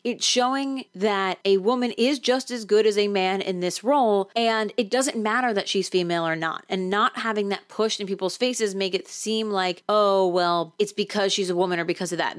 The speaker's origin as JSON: {"language": "English", "region": "New Jersey", "country": "United States", "said": "I'm from New Jersey"}